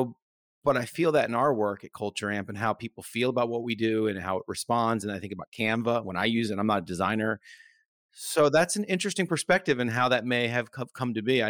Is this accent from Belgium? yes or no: no; United States; as an American that works for an Australian tech company.